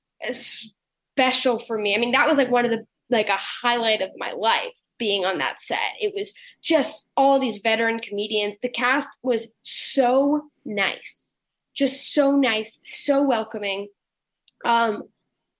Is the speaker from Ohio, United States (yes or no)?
no; New York City, New York, United States; my place as like a New Yorker